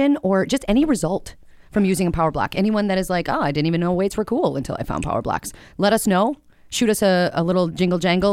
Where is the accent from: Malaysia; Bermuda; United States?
United States; Minneapolis, Minnesota; I grew up in Northeast Minneapolis